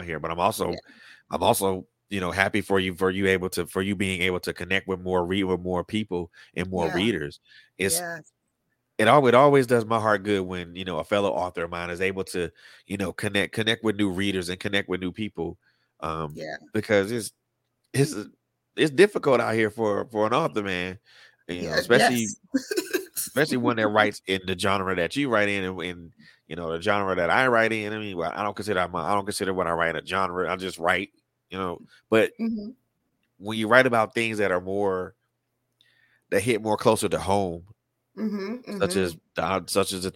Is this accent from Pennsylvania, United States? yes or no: no; Atlanta, Georgia, United States; you were right here in my hometown